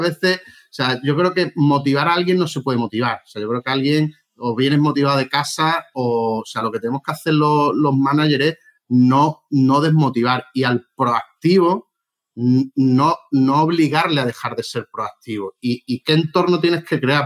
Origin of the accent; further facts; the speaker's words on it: Málaga, Andalusia, Spain; also born or lived in Madrid; yo soy de Málaga